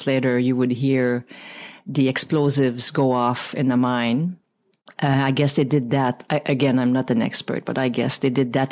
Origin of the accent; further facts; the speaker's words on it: Val-des-Sources, Quebec, Canada; English is a second language; moved away as an adult; also born or lived in Sherbrooke; my dad was from my hometown, like used to call Asbestos, small mining town. Now renamed 3 or 4 years ago, Val des Sources